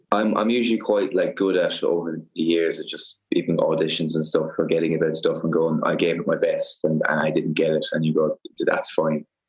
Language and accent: English; Cork, Munster, Ireland; I'm from Cork.